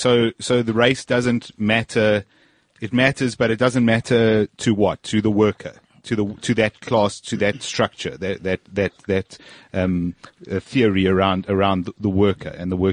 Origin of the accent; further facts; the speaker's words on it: Zimbabwe; I'm originally from Zimbabwe, and I actually know a piece of land where there's a probably good prospect for gold